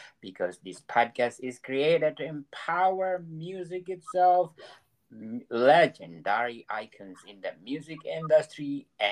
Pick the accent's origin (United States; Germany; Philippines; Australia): Philippines; now in Canada; I'm living in Canada, but I came from the island of the Philippines.